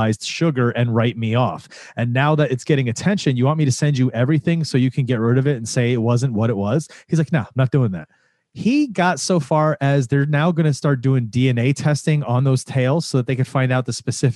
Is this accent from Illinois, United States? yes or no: no; Florida, United States; you and I grew up in Florida